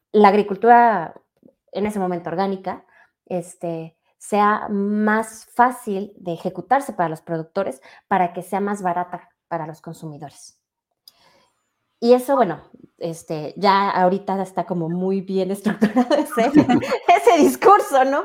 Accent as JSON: {"language": "Spanish", "region": "Mexico City", "country": "Mexico", "tie": "born or raised there", "also_born_or_lived": "San Juan Teotihuacán", "said": "yo ya nací en la Ciudad de México, pero pues prácticamente todos mis fines de semana y todas las vacaciones nos la pasábamos en San Juan Teotihuacán"}